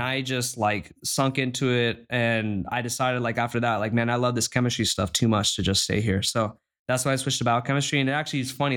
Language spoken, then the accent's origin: English; San Clemente, California, United States; moved away as an adult; now in Stanford, United States; from Southern California, I was born in San Clemente